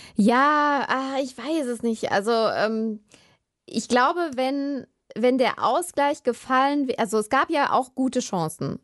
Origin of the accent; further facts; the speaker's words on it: Germany; als Deutsche